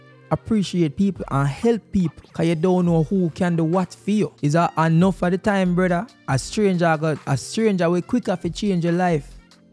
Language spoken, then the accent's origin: English; Jamaica; as a Jamaican